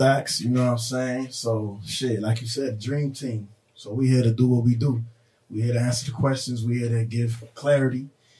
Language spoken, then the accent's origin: English; Miami, Florida, United States; Born there, so I was Jackson Hospital. Okay. And then you know, growing LH. Up as so like I said, in Little Haiti area, Biscayne Boulevard area.